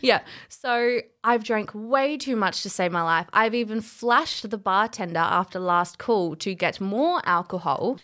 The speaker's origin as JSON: {"language": "English", "town": "Adelaide", "region": "South Australia", "country": "Australia", "also_born_or_lived": "Canada", "said": "I'm from Adelaide."}